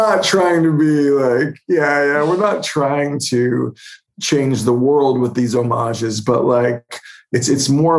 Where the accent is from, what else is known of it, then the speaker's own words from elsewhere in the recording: Holdenville, Oklahoma, United States; my hometown of Holdenville